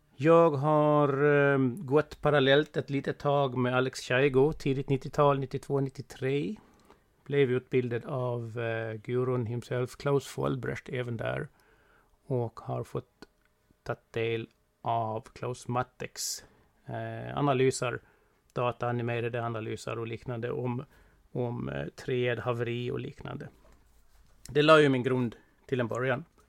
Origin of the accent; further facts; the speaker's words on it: Gotland, Sweden; Jag är eh, från Gotland, det hörs väl ganska klart och tydligt